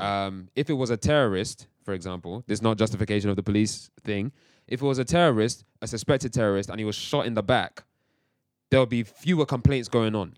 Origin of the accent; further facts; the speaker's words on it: England, United Kingdom; also born or lived in Nigeria (heritage); I've also grown up around English culture too, quote unquote, English culture